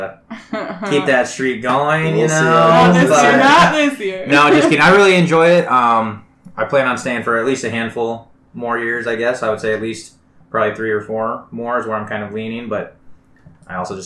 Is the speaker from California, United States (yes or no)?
no; Iowa, United States; moved away as an adult; now in South Korea; I've been teaching in my hometown, small town in Iowa, for like 7 years